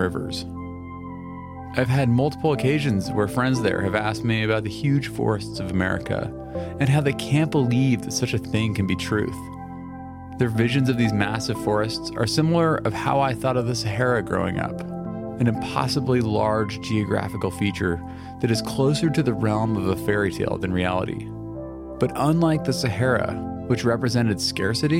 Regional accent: Pacific Northwest, United States; Growing up in the Pacific Northwest

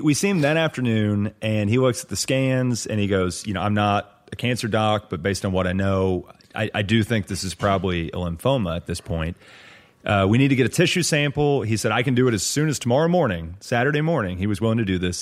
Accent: Lubbock, Texas, United States; moved away; also born or lived in Austin, Texas; my hometown of Lubbock

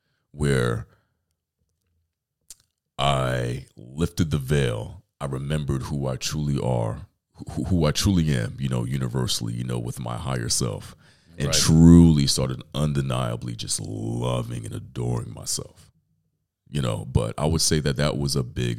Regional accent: New York City, New York, United States; I'm from Brooklyn, New York

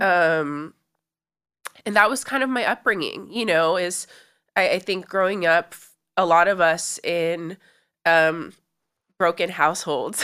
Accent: Los Angeles, California, United States; I grew up in Los Angeles

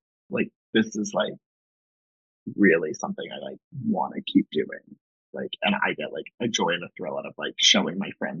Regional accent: Long Island, New York, United States; Long Island.

